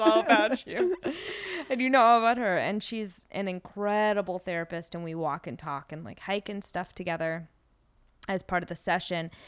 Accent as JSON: {"language": "English", "town": "Los Angeles", "region": "California", "country": "United States", "tie": "born or raised there", "said": "growing up in Los Angeles"}